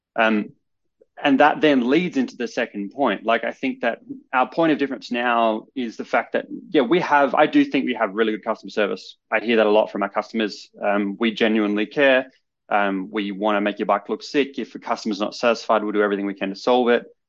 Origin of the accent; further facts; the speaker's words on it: Adelaide, South Australia, Australia; I grew up in Adelaide, which is the capital city of South Australia